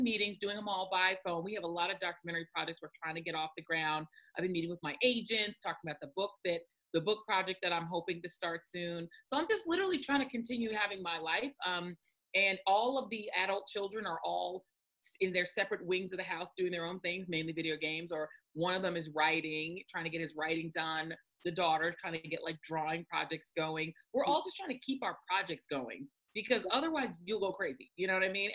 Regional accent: Denver, Colorado, United States; when I was growing up in Denver, when I was growing up there

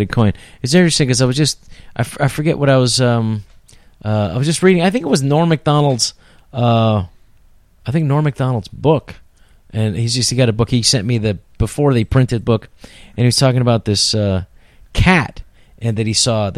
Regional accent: San Francisco, California, United States; I grew up in San Francisco

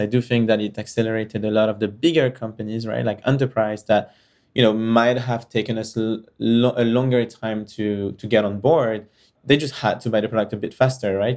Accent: France; moved away; also born or lived in Israel / United States / United Kingdom; I was born and raised in France and kind of traveled around and moved in different countries.

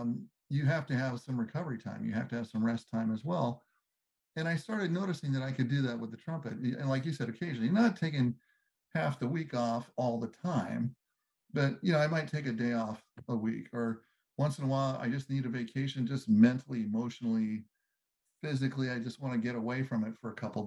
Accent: Southern California, United States; growing up in Southern California

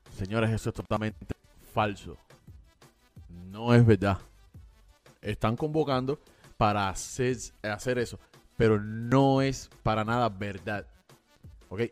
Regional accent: Cuba; moved away; los cubanos que nos fuimos de Cuba

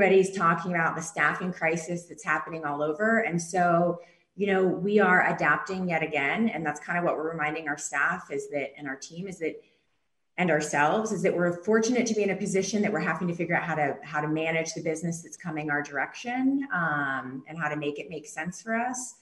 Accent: the South, United States; we're from the South

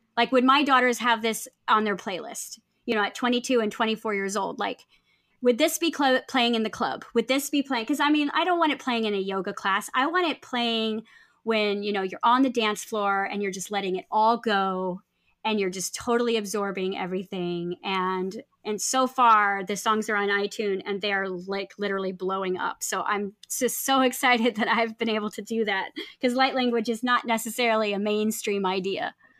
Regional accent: California, United States; moved away; I grew up in California, and, you know, my family didn't have any money, and so we lived really close to Compton

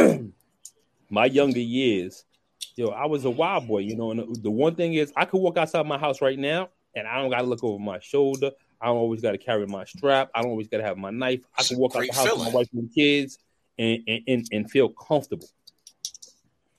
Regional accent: New York City, New York, United States; I grew up in East New York, Brooklyn

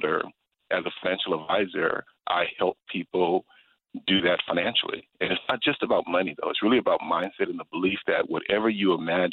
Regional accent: Los Angeles, California, United States; I was born and raised in Los Angeles, California, South Central

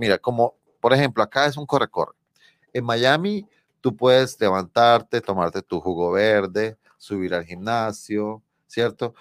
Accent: Colombia; accent: Colombian Spanish; now in New York, United States; mi español colombiano

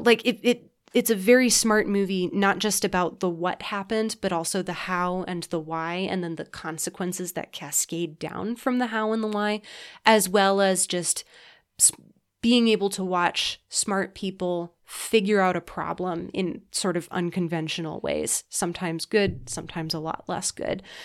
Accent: United States; I'm an American

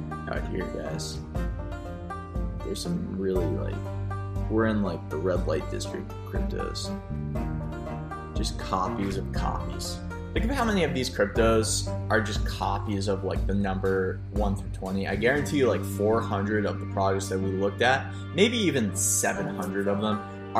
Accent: United States; I'm like an American

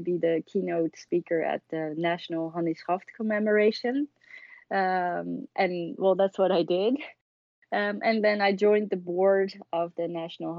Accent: Haarlem, North Holland, Netherlands; I grew up in Haarlem, which is a city 12 miles west of Amsterdam

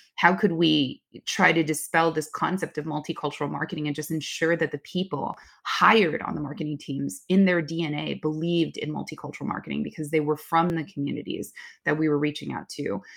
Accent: Oakland, California, United States; my hometown, Oakland. I grew up in Chinatown, Oakland

